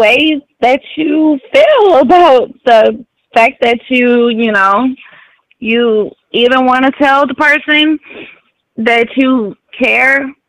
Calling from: St. Louis, Missouri, United States; I'm calling from St. Louis.

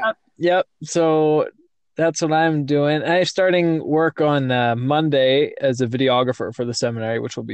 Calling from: Louisville, Kentucky, United States; Yeah, right now I'm in my car with my feet on the steering wheel.

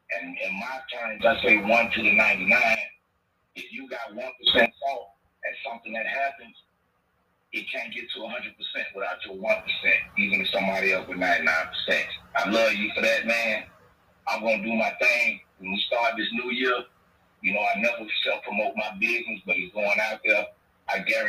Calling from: Miami, Florida, United States; Playing Dual TV, Asian Boy, One Love out of Miami.

